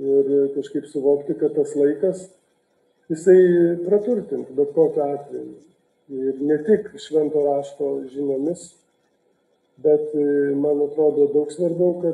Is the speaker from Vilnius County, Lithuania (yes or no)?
yes; Vilnius, Vilnius County, Lithuania; aš esu iš Vilniaus Bernardinų parapijos